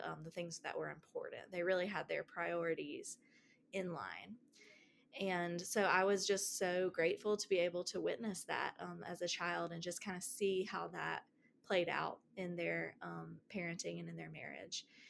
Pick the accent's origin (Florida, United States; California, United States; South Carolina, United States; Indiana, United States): South Carolina, United States; Greenville; also born or lived in Asheville, North Carolina; we moved from Asheville, North Carolina to Greenville, South Carolina.